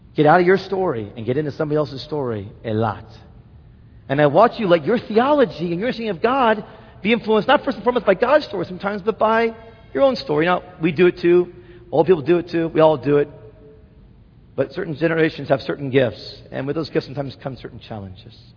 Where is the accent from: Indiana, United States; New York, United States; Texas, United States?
Indiana, United States; Indianapolis; now in Wheaton, United States; my hometown of Indianapolis